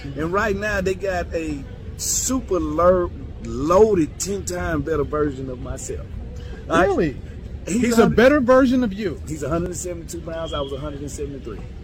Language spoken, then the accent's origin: English; the South, United States; I'm from the South.